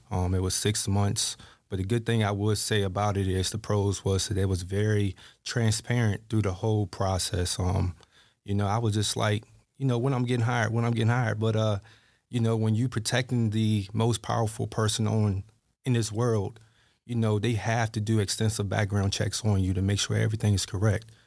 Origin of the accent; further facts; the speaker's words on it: Halifax, Virginia, United States; I'm from Halifax, Virginia